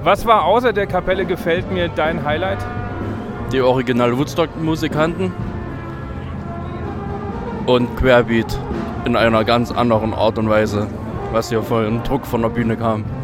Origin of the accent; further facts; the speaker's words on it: Lower Austria, Austria; Äh, Waldviertel, also Niederösterreich.